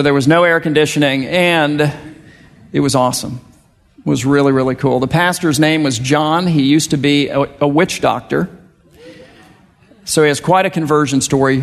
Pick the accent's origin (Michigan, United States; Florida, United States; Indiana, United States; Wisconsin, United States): Florida, United States; South; I'm from South Florida